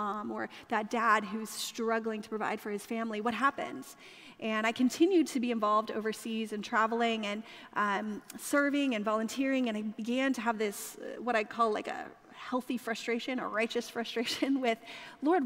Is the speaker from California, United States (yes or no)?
yes; California, United States; moved away; I grew up in California